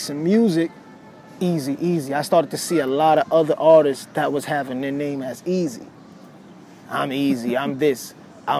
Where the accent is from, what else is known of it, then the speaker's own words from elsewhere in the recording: New York City, New York, United States; I'm from New York City.